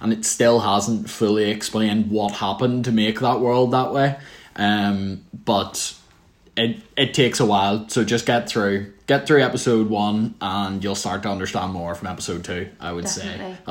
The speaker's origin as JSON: {"language": "English", "region": "Northern Ireland", "country": "United Kingdom"}